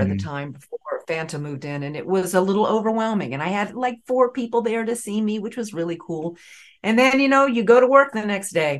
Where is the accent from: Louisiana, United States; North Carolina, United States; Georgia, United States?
North Carolina, United States; Raleigh; accent: Southern; moved away as an adult; now in New York, United States; I grew up in Raleigh, North Carolina